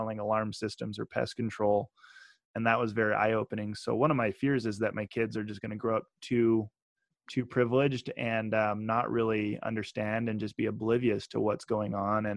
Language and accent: English; Meridian, Idaho, United States; also born or lived in Utah; I grew up in Meridian, Idaho, 33,000 residents